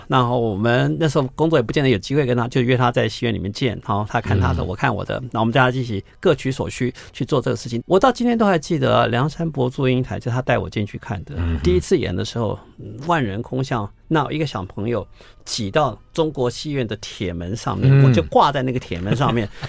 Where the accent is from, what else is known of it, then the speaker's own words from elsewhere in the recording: Taipei, Taiwan; 我在美都丽长大的，我在看美都丽的电影，那时候还是两层楼的水泥建筑。